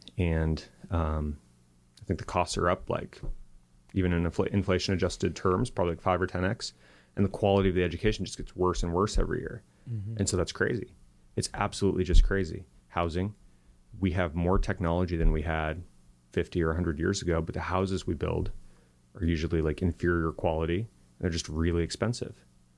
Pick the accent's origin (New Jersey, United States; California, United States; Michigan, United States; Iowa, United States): California, United States; I come from Silicon Valley, and it was named Silicon Valley because that's where we invented computer chips.